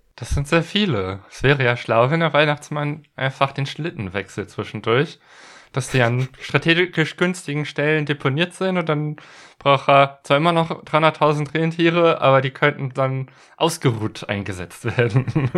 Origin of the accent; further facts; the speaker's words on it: western Germany, Germany; da, wo ich herkomme, das ist so im Westen Deutschlands, aus einem Gebiet, das so ein bisschen katholisch ist, äh, geprägt war